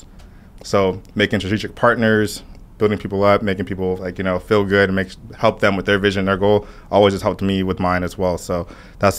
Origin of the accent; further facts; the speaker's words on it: California, United States; also born or lived in Broward County, Florida; now in Miami, United States; I grew up in California, but I actually was born in Broward County